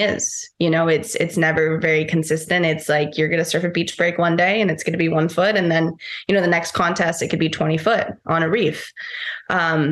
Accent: Costa Rica; also born or lived in Fiji; growing up in Costa Rica, but also having that time in Fiji

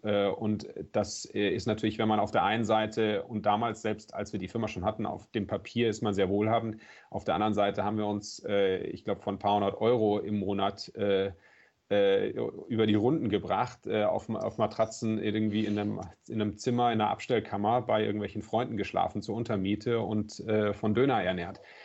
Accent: Southern Germany, Germany; Ich bin ja im Süden groß geworden. Äh, in der Nähe von den Bergen

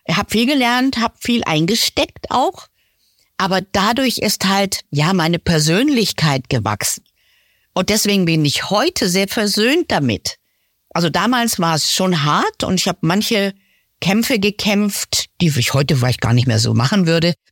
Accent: Lower Saxony, Germany; moved away as an adult; also born or lived in Munich; Ich komme aus Niedersachsen, aus einem Dorf.

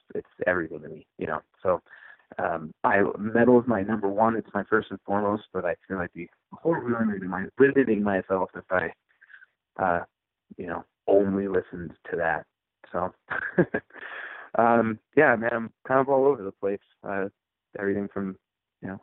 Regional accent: Utah, United States; also born or lived in Issaquah, Washington; I was born in Washington State. Kind of grew up not in Seattle, but near in the area. I grew up in a town called Issaquah for listeners from the Pacific Northwest. But my family relocated to Utah when I was probably 12 years old or so. Most of my formative years were spent here in Utah.

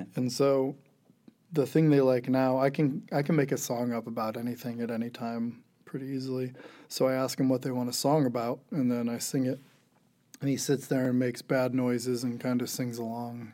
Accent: Geauga County, Ohio, United States; growing up in rural Ohio, uh, in Geauga County

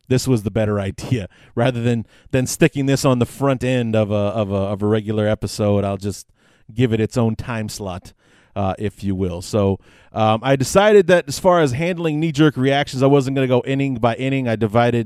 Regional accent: Chicago, Illinois, United States; I born and raised on the North Side. My neighborhood was almost literally in the shadow of Wrigley Field. I grew up maybe 5 minutes away, down Clark Street, away from Wrigley

